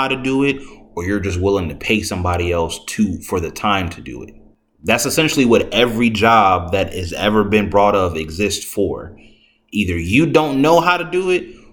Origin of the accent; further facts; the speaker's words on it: United States; I'm from here